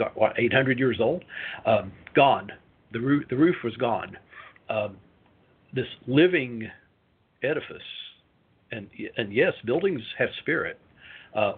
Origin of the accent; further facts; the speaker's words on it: Knoxville, Tennessee, United States; moved away; also born or lived in Bloomington, Indiana; I grew up in Tennessee, in Knoxville.